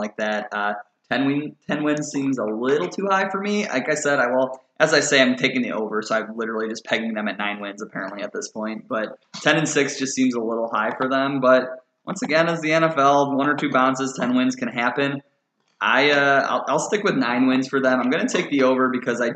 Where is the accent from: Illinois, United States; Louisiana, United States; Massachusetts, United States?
Illinois, United States; Chicago; moved away; I am from Chicago